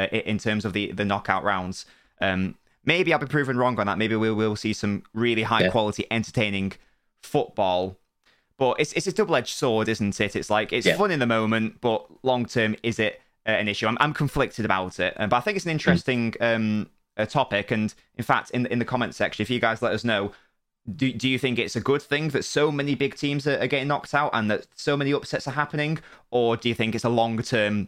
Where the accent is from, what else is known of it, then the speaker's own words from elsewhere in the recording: England, United Kingdom; I'm English